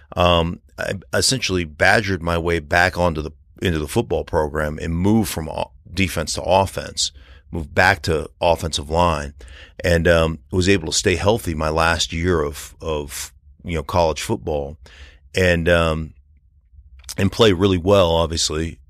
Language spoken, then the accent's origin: English; Anchorage, Alaska, United States; moved away as an adult; also born or lived in Idaho; now in Colorado, United States; I grew up in Alaska